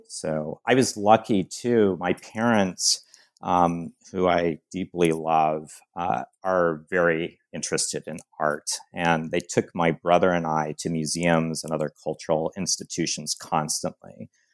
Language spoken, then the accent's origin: English; San Diego, California, United States; I grew up in San Diego, California